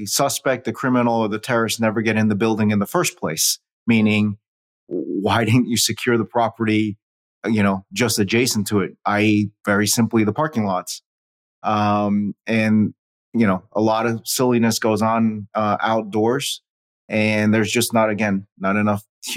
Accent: New York City, New York, United States; I was born in New York City

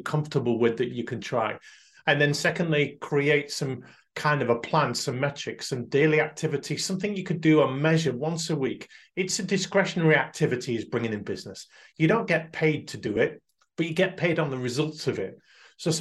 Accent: United Kingdom; we're uniquely British

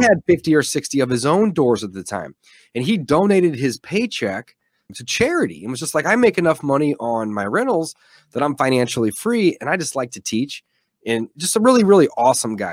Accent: St. Louis, Missouri, United States; also born or lived in Columbia, Missouri; I'm from Saint Louis, Missouri, was born and raised here

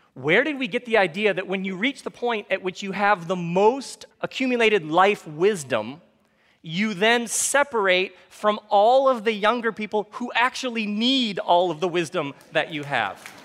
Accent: Michigan, United States; I grew up in Michigan

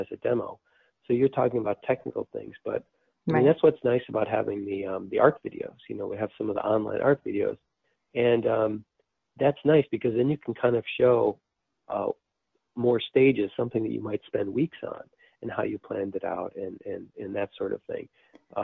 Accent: United States; since we're from the United States

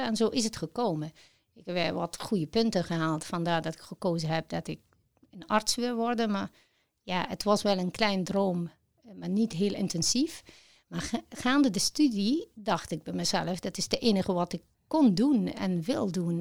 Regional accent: Egypt; Dutch is a second language; moved away as an adult; now in Netherlands; ik ben in Egypte geboren en ehm, sinds het jaar 2000 in Nederland gekomen

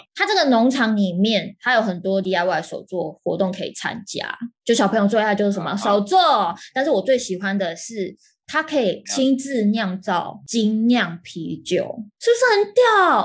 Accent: Taipei, Taiwan; 我们台北人

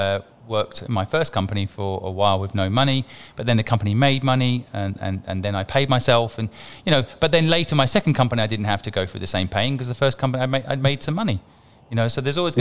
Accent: England, United Kingdom; I'm from England

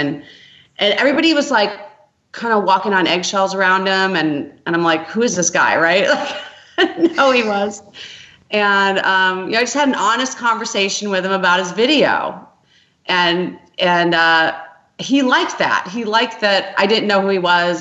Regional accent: Grand Rapids, Michigan, United States; moved away; also born or lived in Los Angeles; I'm from Grand Rapids, Michigan

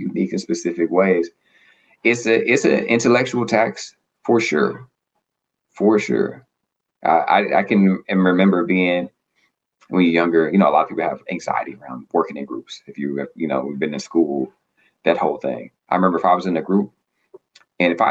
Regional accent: Arkansas, United States; now in Boston, United States; I'm from the South, from Arkansas, live in Boston now.

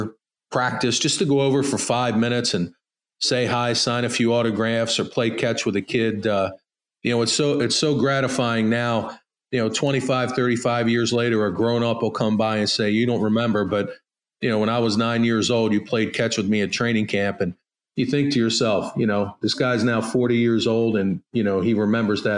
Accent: Baltimore, Maryland, United States; growing up in Baltimore

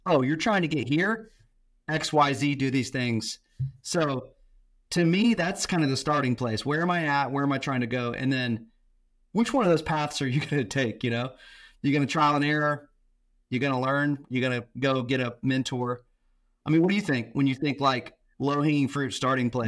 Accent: Tampa, Florida, United States; I grew up in Tampa, Florida

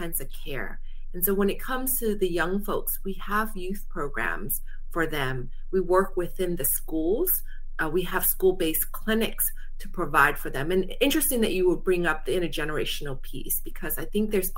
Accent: Bay Area, California, United States; also born or lived in Vietnam; came here right before I turned 5. And I grew up in the Bay Area

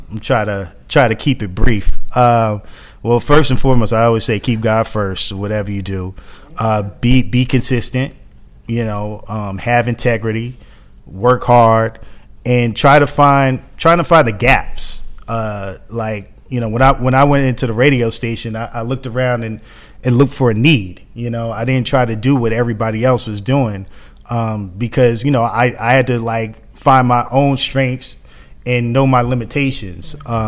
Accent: Atlanta, Georgia, United States; I'm from East Atlanta.

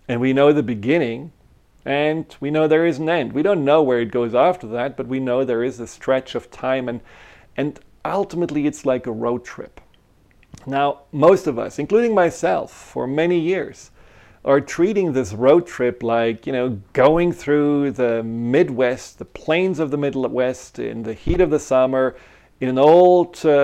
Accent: Germany; moved away; I grew up in Germany

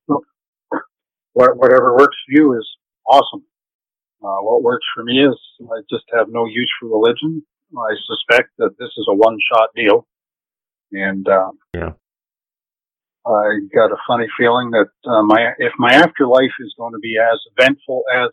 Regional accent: Smiths Falls, Ontario, Canada; also born or lived in North Augusta, Ontario; now in Brockville, Canada; I was born in Smith Falls, raised just outside. And, moved to North Augusta, met a Brockville girl, and that's how I ended up in Brockville

